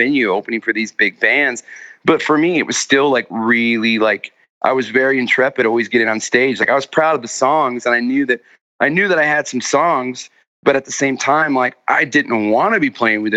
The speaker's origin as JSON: {"language": "English", "town": "Anderson", "region": "Indiana", "country": "United States", "tie": "born or raised there", "said": "I was from Anderson"}